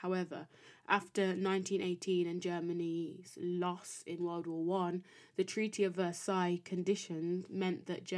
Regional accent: United Kingdom; being British by nationality, or, you know, by country of birth and raising

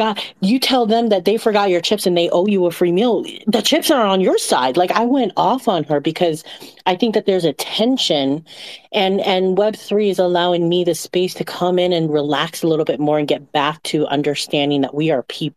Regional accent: Micronesia; I grew up in Micronesia on an island that nobody knows the name of.

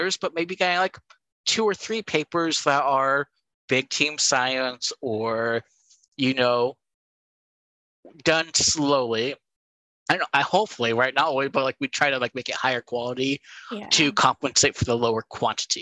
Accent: California, United States; moved away; Cal State East Bay being my home state of California

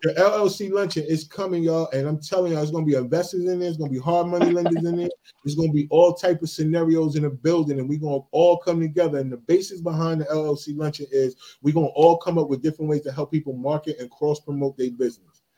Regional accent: East New Jersey, United States; I grew up in East New Jersey

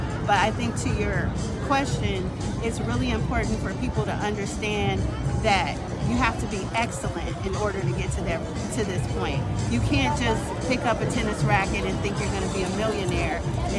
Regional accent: Bay Area, California, United States; being from the Bay Area

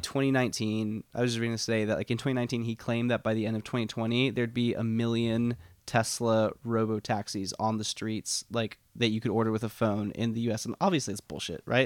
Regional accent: The Woodlands / Spring, outside of Houston, Texas, United States; born or raised there; moved away

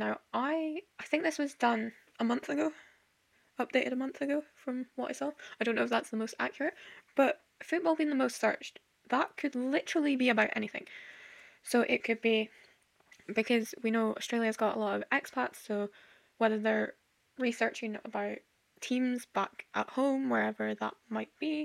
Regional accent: Scotland, United Kingdom; I'm Scottish

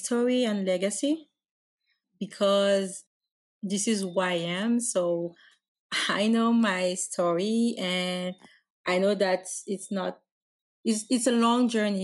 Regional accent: Guadeloupe; English is a second language; I'm French from Guadeloupe, the French West Indies

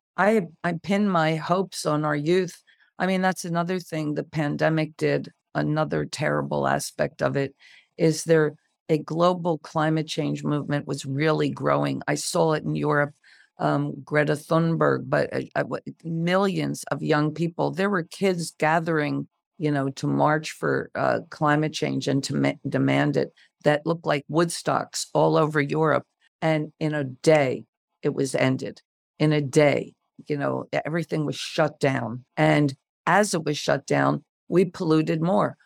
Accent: United States; I'm an American and, uh, I, I am an all, I'm every inch American

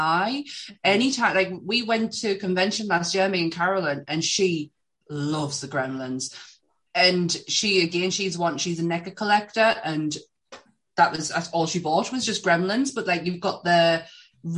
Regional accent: England, United Kingdom; we're so English. Like, queuing is our thing

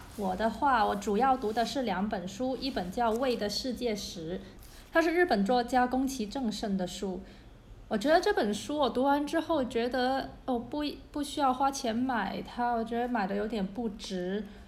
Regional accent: Guangzhou, Guangdong, China; 因为我是一个广州人， 对我们的粤菜还是有非常非常多的自豪和喜爱的

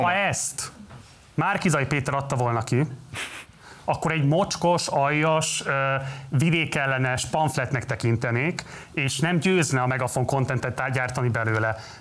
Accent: Budapest, Hungary; én az hetedik kerületben nőttem fel

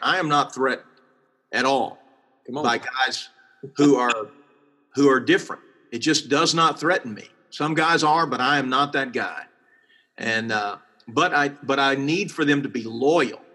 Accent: Texas, United States; I'm from Texas

